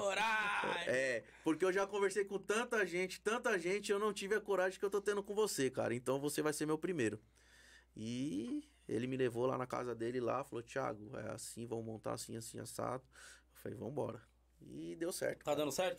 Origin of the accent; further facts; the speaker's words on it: Brazil; A gente é brasileiro